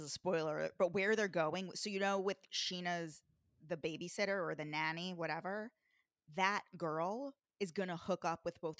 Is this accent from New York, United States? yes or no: yes; Long Island, New York, United States; I grew up on Long Island. I grew up going to Shea Stadium to see the Mets.